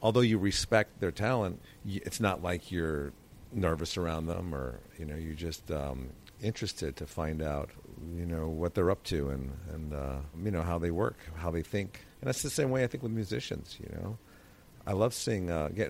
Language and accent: English; Connecticut, United States; I grew up in Connecticut